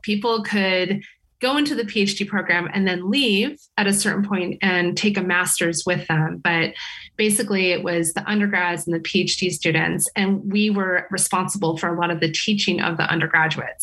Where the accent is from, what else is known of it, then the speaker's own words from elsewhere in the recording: California, United States; moved away as an adult; now in Sweden; I come from California